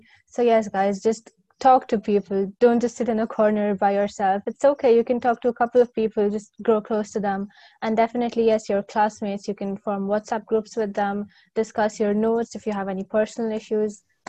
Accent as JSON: {"language": "English", "region": "Dubai", "country": "United Arab Emirates", "tie": "born or raised there", "moved": "as an adult", "lives_now": "Birmingham, United Kingdom", "said": "I was brought up in Dubai my entire life. I had my schooling, my high school, everything in Dubai. And then I came to University of Birmingham."}